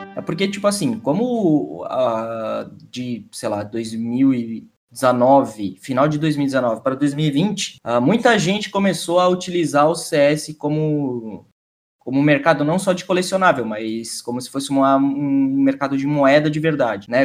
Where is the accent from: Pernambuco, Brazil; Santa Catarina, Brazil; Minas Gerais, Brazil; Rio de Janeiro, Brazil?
Santa Catarina, Brazil; sou de Santa Catarina